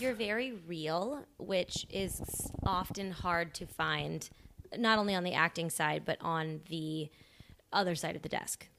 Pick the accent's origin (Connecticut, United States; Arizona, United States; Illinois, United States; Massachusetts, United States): Illinois, United States; Columbia; I'm from Southern Illinois